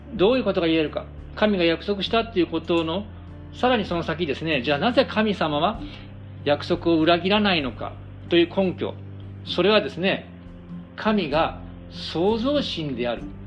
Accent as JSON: {"language": "Japanese", "country": "Japan", "said": "私たち日本人"}